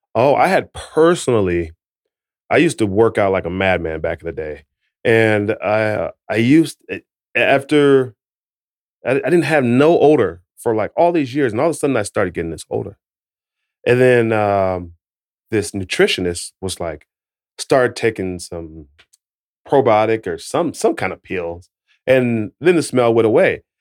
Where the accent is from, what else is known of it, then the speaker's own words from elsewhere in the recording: United States; I'm from America